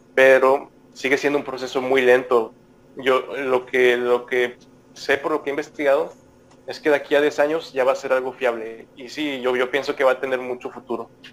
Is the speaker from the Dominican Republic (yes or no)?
no; Monterrey, Nuevo León, Mexico; siendo regio y mexicano